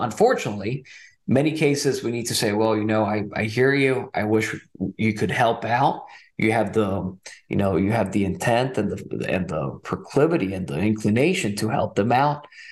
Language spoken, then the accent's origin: English; Nicaragua; also born or lived in California, United States / Texas, United States; now in Fort Worth, United States; I was born in California, but my parents decided to raise me in Nicaragua. So when I moved to Texas in 2006